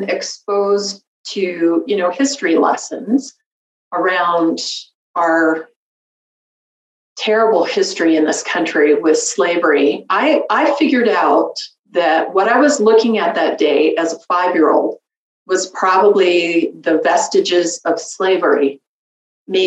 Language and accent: English; Denver, Colorado, United States; moved away as an adult; we wanted to move back to my hometown of Denver, Colorado